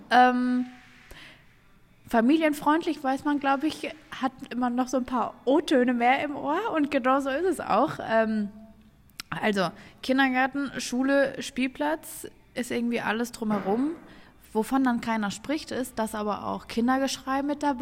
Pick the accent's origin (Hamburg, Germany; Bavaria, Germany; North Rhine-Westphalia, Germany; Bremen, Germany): North Rhine-Westphalia, Germany; Bochum; Ich komme aus dem Ruhrgebiet, so Bochum oder sowas